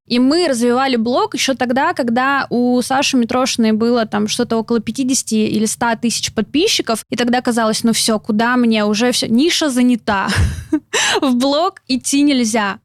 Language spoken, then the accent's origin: Russian; Novosibirsk, Novosibirsk Oblast, Russia; moved away as an adult; also born or lived in Samara; Я родилась в Новосибирске, и там же закончила школу с золотой медалью